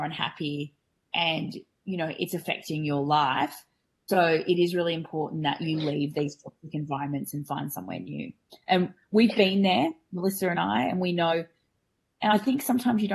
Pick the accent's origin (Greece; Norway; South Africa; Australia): Australia; I'm a dental hygienist from Australia